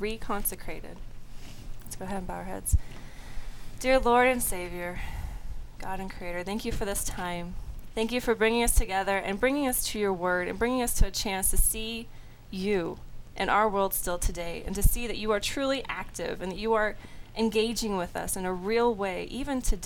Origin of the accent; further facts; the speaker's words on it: Southern California, United States; moved away as an adult; also from Southern California, born and raised